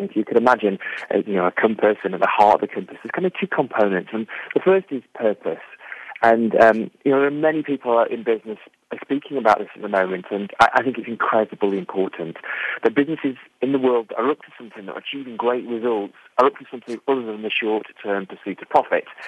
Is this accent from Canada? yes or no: no; England, United Kingdom; now in Conwy, Wales; I'm an Englishman.